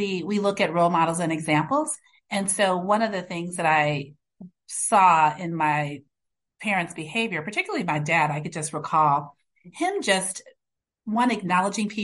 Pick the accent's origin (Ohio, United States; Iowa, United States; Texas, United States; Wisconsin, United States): Wisconsin, United States; Racine; also born or lived in Chicago, Illinois; raised in Racine, Wisconsin